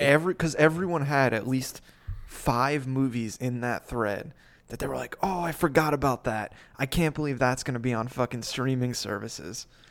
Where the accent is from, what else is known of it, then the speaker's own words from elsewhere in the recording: New Jersey, United States; I'm from New Jersey